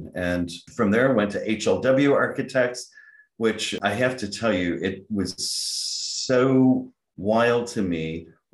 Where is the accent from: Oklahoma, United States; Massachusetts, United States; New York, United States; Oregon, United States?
New York, United States; Rochester; I grew up in Rochester, New York